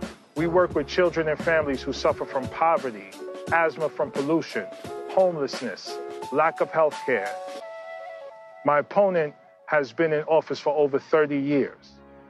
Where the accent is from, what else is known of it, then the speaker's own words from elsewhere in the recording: New York City, New York, United States; I was born and raised in New York City, raised by a single mother.